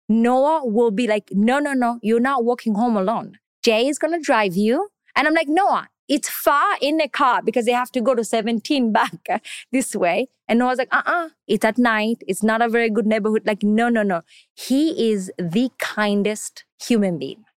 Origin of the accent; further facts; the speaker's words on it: Canada; English is a second language; also born or lived in Kenya / Tanzania / Somalia; now in New York, United States; I grew up in Canada. I went to school there